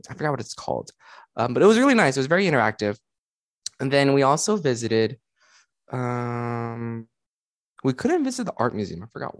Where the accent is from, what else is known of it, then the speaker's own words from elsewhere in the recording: Texas, United States; As a Texan